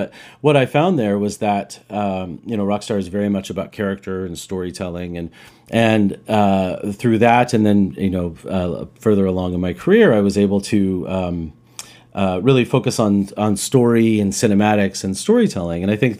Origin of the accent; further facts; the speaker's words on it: Roswell, New Mexico, United States; now in Vancouver, Canada; I was a kid growing up in New Mexico, in Roswell, New Mexico, which I mentioned to you guys.